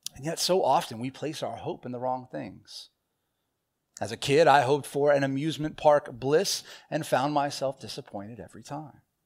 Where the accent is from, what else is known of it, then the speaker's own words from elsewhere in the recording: Southern California, United States; when I was a young child, growing up in Southern California